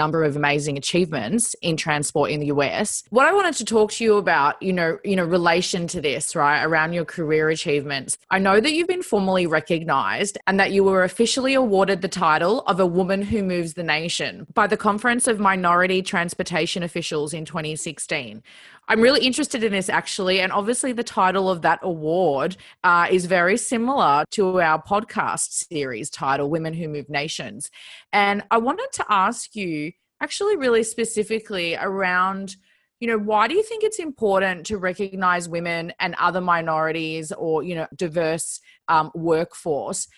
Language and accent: English; Australia; I'm Australian too.